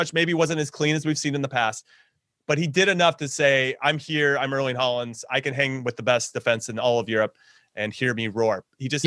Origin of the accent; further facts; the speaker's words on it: United States; My bias as an American is showing